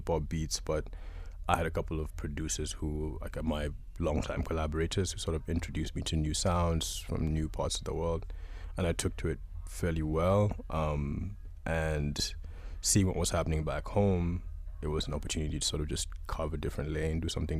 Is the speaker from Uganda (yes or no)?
yes; Uganda; I'm from Uganda. I'm born and raised, but sort of been up and down and around